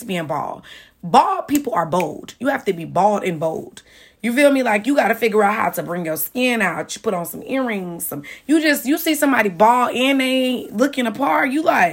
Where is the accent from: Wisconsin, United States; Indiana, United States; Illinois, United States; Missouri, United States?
Illinois, United States; Chicago; moved away as an adult; also born or lived in Champaign, Illinois; now in Atlanta, United States; I'm from Chicago.